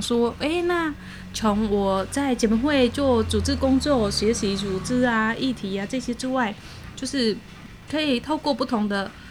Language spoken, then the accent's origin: Chinese; Cambodia; now in Taiwan; 我是来自柬埔寨，嗯哼。然后居住在台湾，算是移民在台湾